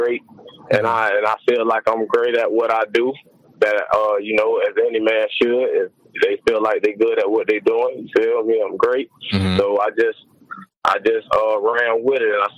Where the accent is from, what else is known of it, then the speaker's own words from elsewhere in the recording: Clearwater, Florida, United States; I'm actually from Clearwater, Florida, but you know, I say the Tampa Bay area because I represent all of it